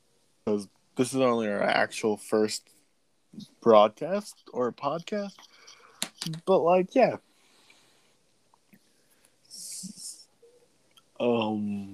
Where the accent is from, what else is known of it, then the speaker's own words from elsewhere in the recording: Kansas, United States; I'm from Kansas